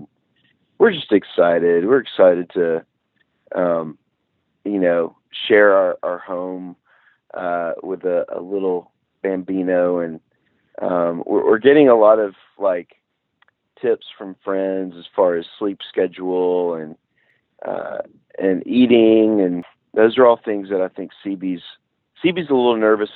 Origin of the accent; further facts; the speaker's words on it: Nashville, Tennessee, United States; I grew up in Nashville, Music City, so it was very much a part of our family.